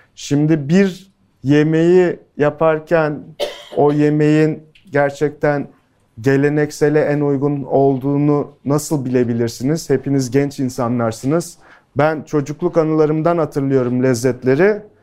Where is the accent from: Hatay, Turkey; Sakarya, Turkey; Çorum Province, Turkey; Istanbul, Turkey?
Hatay, Turkey; İskenderun; İskenderunluyum, köken olarak Suriyeliyim.